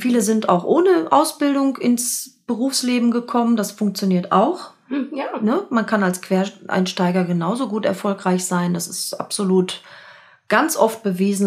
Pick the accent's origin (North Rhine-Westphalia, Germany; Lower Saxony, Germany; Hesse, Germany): North Rhine-Westphalia, Germany; Dortmund; also born or lived in Schwerte; Lütken Dortmund, wo ich aufgewachsen bin